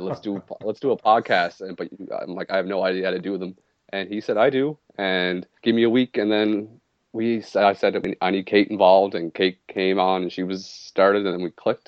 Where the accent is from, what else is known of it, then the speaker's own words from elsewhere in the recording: Nova Scotia, Canada; technically I'm from Nova Scotia, but I live in Cape Breton Island.